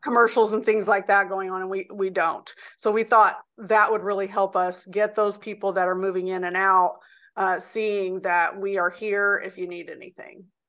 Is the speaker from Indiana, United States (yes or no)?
yes; Indianapolis, Indiana, United States; I was born in Indianapolis, Indiana, and I grew up downtown Indianapolis in areas that were called the Valley and Old South Side